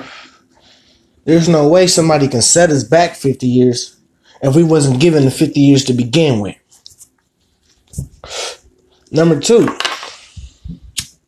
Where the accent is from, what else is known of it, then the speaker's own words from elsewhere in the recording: San Francisco, California, United States; I was born and raised in Hunters Point, San Francisco, California